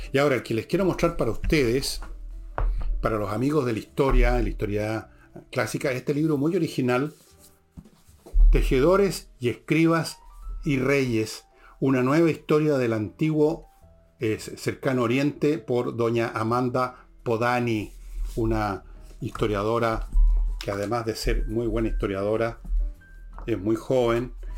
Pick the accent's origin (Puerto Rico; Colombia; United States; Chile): Chile; nosotros los chilenos